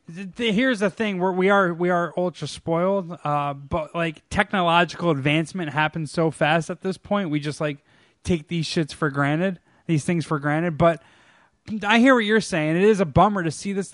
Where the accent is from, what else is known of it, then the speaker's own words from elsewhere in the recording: New York, United States; I'm from New York